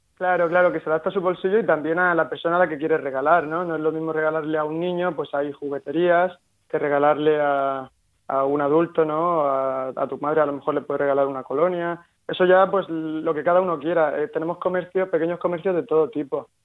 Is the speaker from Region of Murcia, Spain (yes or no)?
yes; Murcia, Region of Murcia, Spain; somos tres, tres murcianos, tres amigos